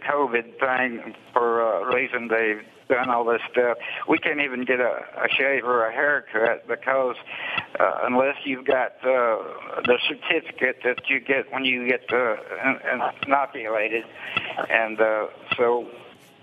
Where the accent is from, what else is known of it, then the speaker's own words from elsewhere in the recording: Alabama, United States; I'm from Alabama